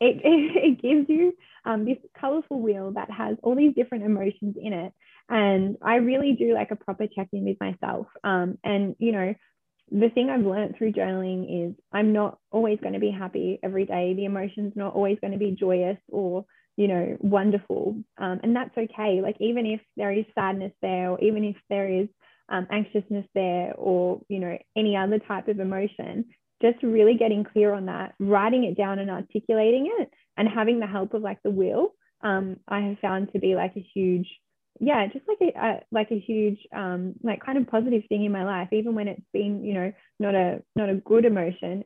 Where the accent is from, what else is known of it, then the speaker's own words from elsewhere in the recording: Victoria, Australia; also born or lived in Melbourne; I am from Victoria. I am in Melbourne